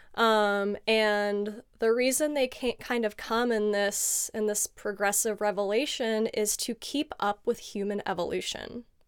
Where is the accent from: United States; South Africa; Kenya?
United States; San Diego, California; I was born and raised in sunny San Diego, California